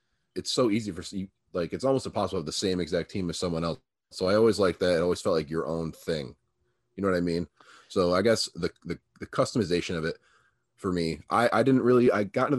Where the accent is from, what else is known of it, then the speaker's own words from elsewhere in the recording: Buffalo, New York, United States; moved away as an adult; now in Texas, United States; I was born in New York, in Buffalo, New York. I've lived there my whole life. I moved across the country at 22